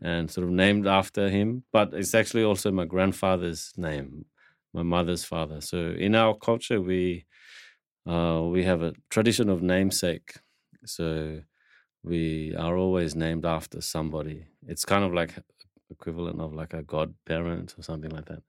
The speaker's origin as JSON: {"language": "English", "country": "Papua New Guinea", "said": "I come from Papua New Guinea"}